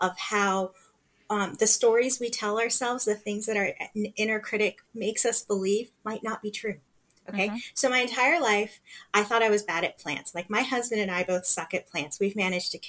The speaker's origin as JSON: {"language": "English", "town": "Los Angeles", "region": "California", "country": "United States", "tie": "born or raised there", "said": "I grew up here, I was born here"}